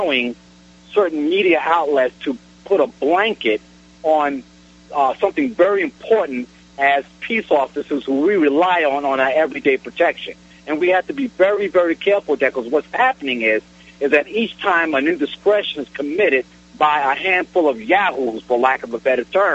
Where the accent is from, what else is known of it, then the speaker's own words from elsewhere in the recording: New York City, New York, United States; I'm from Brooklyn, New York.